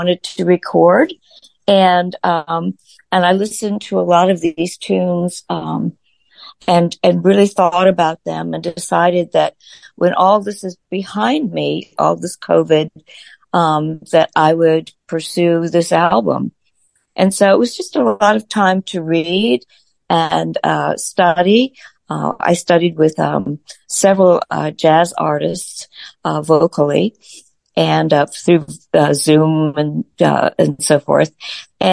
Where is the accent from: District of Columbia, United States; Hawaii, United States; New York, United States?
District of Columbia, United States; Washington; Well, I grew up in Washington, D.C., born and raised